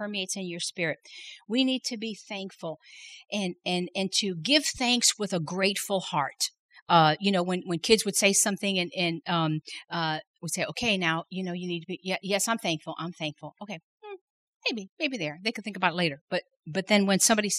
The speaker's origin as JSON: {"language": "English", "town": "Chicago", "region": "Illinois", "country": "United States", "tie": "born or raised there", "moved": "yes", "lives_now": "South Louisiana, United States", "said": "I didn't grow up in South Louisiana. I grew up in Chicago"}